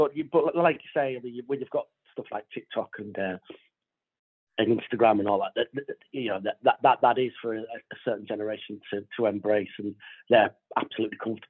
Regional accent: Sunderland, North East England, United Kingdom; moved away; I'm originally from Sunderland, so I'm hoping to get a few family members along there

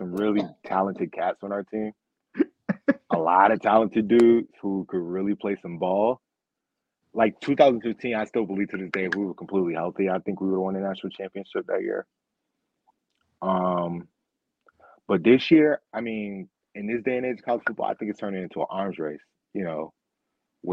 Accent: Rochester, New York, United States; born or raised there

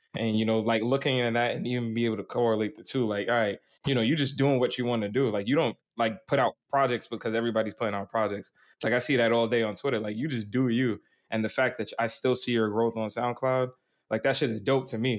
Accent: New York, United States; I'm from New York

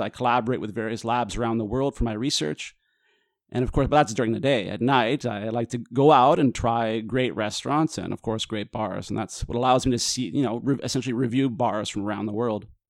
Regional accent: Vancouver, British Columbia, Canada; moved away as an adult; now in Italy; I was born in Vancouver, moved to Italy

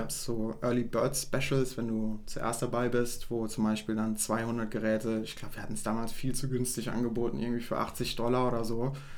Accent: Saarland, Germany; wir kommen ja aus dem, aus dem Saarland und bei uns ist ein Schwenkgrill ein absolutes Muss

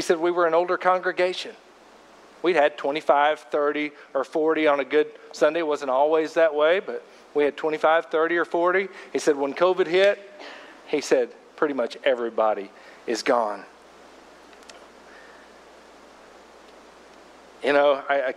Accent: Fort Smith, Arkansas, United States; I went to a, you know, fairly traditional, sophisticated Baptist church growing up in Fort Smith, Arkansas

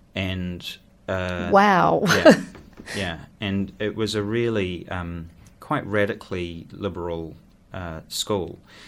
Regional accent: Wellington, New Zealand; Well, I say that I grew up in Aro Valley because we moved there when I was about 15 or 16.

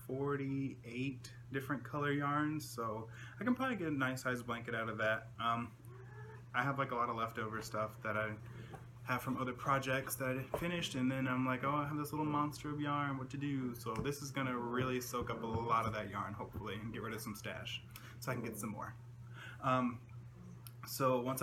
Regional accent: the Carolinas, United States; I'm from Carolina

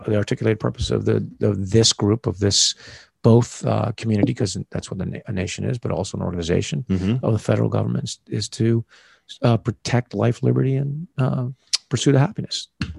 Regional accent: United States; I'm an American. Yeah. Boom. I'm an American attorney, a former American soldier.

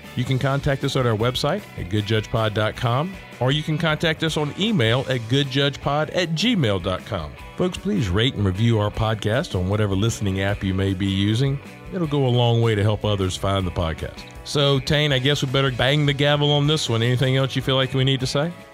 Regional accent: Augusta, Georgia, United States; I'm from Augusta, and so we have Richmond County

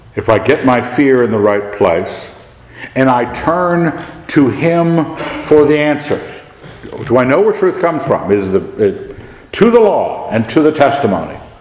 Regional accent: United States; I grew up in America

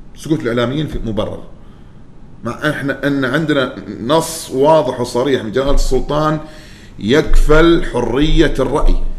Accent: Oman; انا كعماني

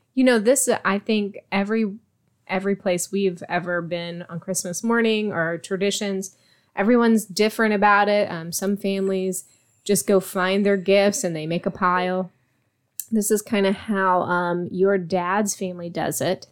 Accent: Virginia, United States; now in Texas, United States; where I grew up in Virginia, we had something called Buckeyes.

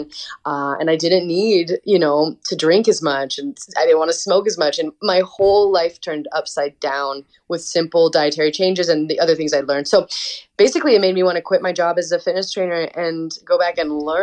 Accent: Montana, United States; I grew up in Montana in a really small town

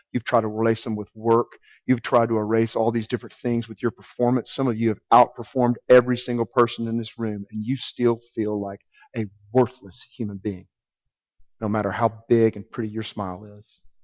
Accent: Arkansas, United States; I'm from Arkansas. I know you can probably tell the accent.

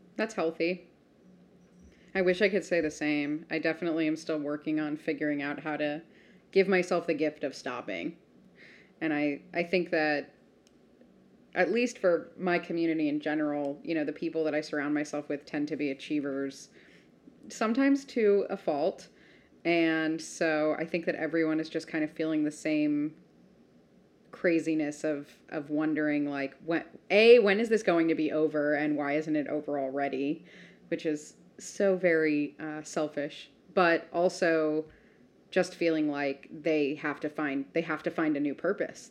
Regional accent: United States

